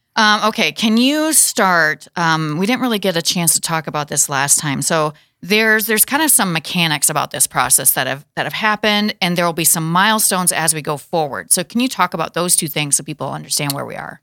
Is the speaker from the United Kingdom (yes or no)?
no; Watertown, South Dakota, United States; my hometown is Watertown Castlewood area